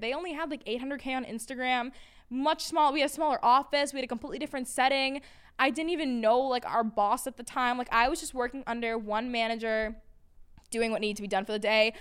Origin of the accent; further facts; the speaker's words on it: Peabody, Massachusetts, United States; moved away as an adult; now in New York City, United States; I grew up in a little town called Peabody, Massachusetts